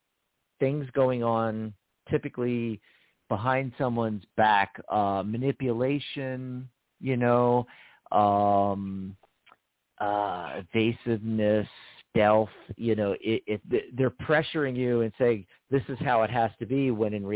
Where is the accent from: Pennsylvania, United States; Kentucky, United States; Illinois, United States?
Pennsylvania, United States; now in Arizona, United States; Our home state